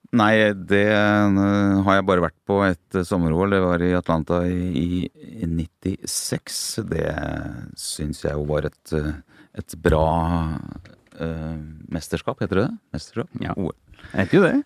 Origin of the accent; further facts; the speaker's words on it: Norway; oss nordmenn